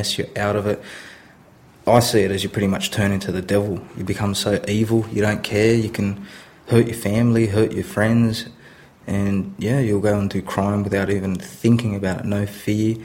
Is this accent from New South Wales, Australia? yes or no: yes; Sydney, New South Wales, Australia; I was raised in Sydney until about the age of 8